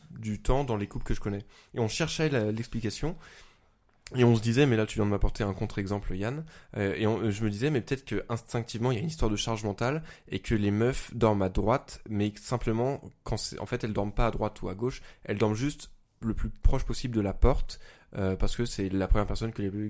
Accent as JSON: {"language": "French", "region": "Auvergne-Rhône-Alpes", "country": "France", "accent": "Lyonnais", "said": "J'ai un accent lyonnais surtout."}